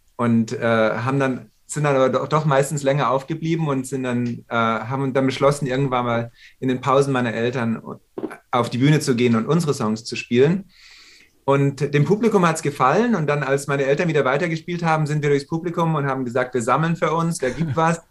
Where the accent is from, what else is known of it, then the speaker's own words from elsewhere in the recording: Munich, Bavaria, Germany; moved away as an adult; also born or lived in New York, United States; now in Los Angeles, United States; Und ich war in München geboren.